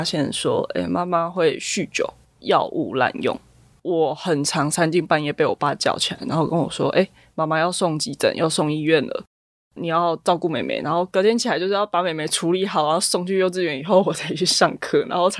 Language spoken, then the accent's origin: Chinese; Zhonghe, New Taipei, Taiwan; 对，我们住在中和南势角，然后爸爸就会开车带我们去新店深坑老街吃臭豆腐。